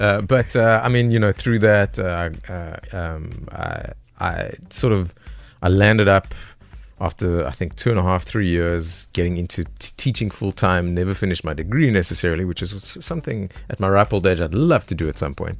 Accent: Johannesburg, Gauteng, South Africa; Born and raised in the East Rand of, uh, Joburg

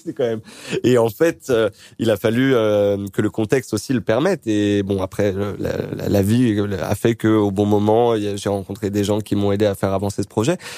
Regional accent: Créteil, Île-de-France, France; born or raised there; moved away

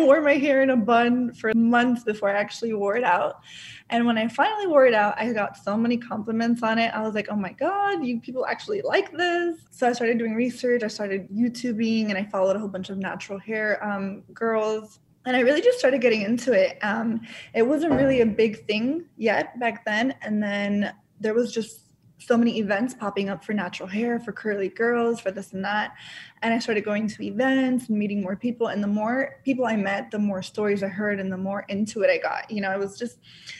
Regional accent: Orlando, Florida, United States; also born or lived in Dominican Republic; I was born in Dominican Republic, and my family and I moved to Orlando, Florida when I was 3 years old

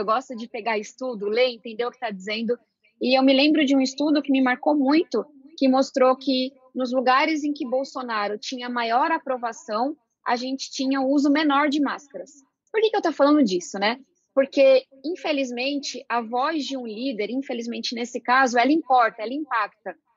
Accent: São Paulo, Brazil; Eu venho da periferia de São Paulo, fui estudante de escola pública

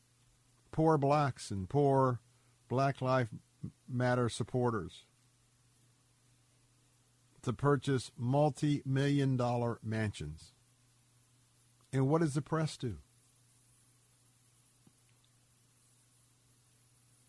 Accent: Tampa, Florida, United States; the world that I was brought up in here in Tampa, Florida

